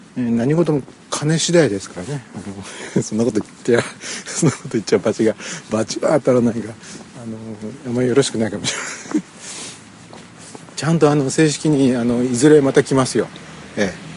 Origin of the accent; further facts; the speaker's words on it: Gifu, Japan; now in Aichi, Japan; 岐阜県にある実家に帰って